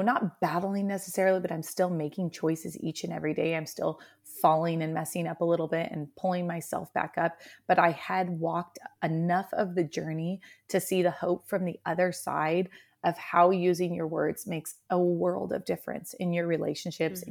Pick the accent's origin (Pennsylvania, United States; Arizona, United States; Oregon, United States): Oregon, United States; also born or lived in Central Washington; now in Washington, United States; I'm originally from Oregon, about three hours south and my family's still there